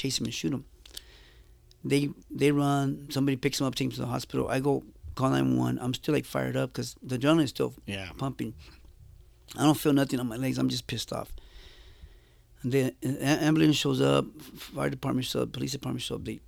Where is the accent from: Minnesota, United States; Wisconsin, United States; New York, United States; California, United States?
California, United States; Los Angeles; also born or lived in Jalisco, Mexico; I grew up in Huntington Park in Boyle Heights